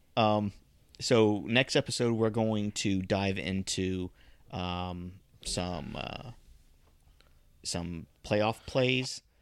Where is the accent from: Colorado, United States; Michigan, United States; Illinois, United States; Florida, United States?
Florida, United States; South; we grew up in South Florida.